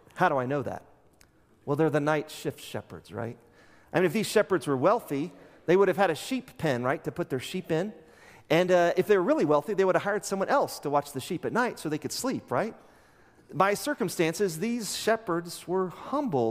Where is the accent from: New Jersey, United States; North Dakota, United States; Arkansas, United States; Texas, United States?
Texas, United States; Midland; now in Amarillo, United States; West Texas, I grew up in Midland